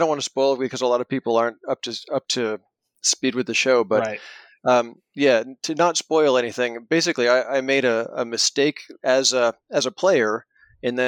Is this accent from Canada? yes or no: yes; Canada; I'm a Canadian living in Toronto